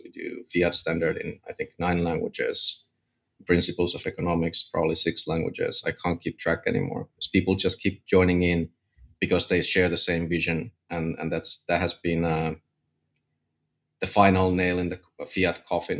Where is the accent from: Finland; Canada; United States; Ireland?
Finland; I'm from Finland